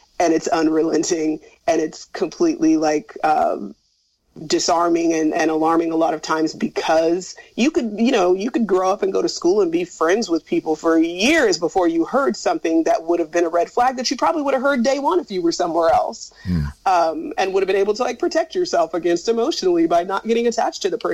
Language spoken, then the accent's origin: English; Northern California, United States; also born or lived in Bangor, Wales; But if you live in Sacramento or in Northern California